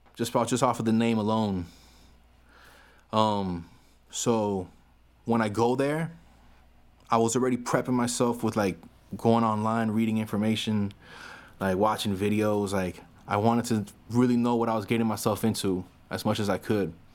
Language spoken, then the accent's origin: English; Miami, Florida, United States; I'm not from New York. I'm from Florida. I'm from Miami, Florida.